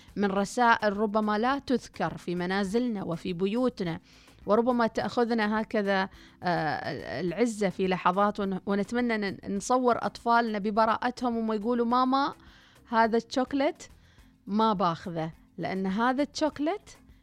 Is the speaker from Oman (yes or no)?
yes; Oman; طبيعتنا كعمانيين شعب خجول جدا